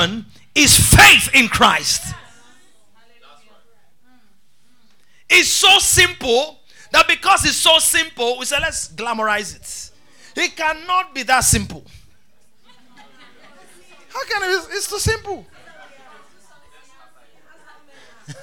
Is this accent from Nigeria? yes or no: yes; Benue, Nigeria; I'm from Benue State